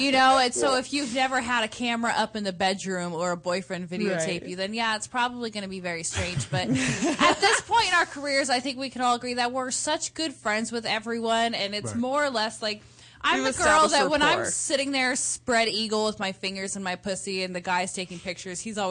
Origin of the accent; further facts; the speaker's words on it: Southern California, United States; I'm born and raised in Southern California